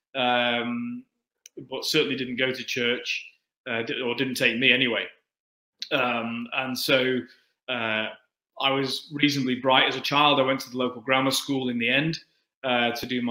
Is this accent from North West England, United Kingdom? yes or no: yes; Manchester, North West England, United Kingdom; accent: Manchester; moved away; also born or lived in Altrincham; those who know English accents well will be able to hear that I am from Manchester. Although I've spent most of my life kind of on the edge of everything I've been involved in, and so just like that with my birth, I was born on the edge of Manchester